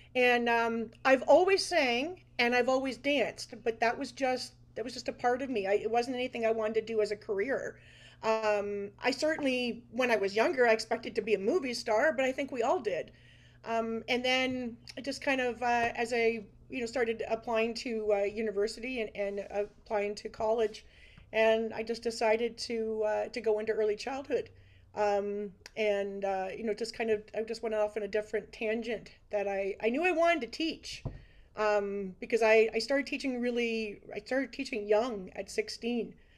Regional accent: Brantford, Ontario, Canada; I'm a Brantford resident uh, most of my life. I actually live in the exact same house that I was born in up on Martin Ave

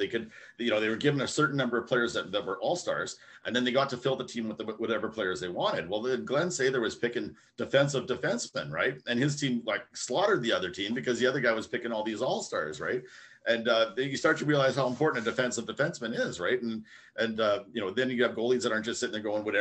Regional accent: Winnipeg, Manitoba, Canada; from Winnipeg, from my hometown here

